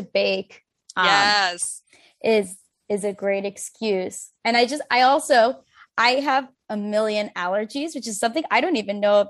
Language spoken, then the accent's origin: English; Chicago, Illinois, United States; moved away; I grew up in Chicago and now she lives in New York and I'm staying with her.